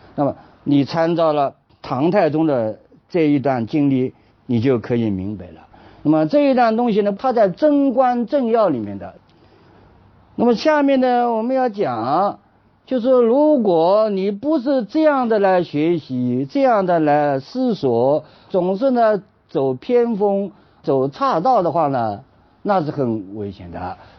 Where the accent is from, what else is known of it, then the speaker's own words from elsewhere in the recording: China; 我们中国人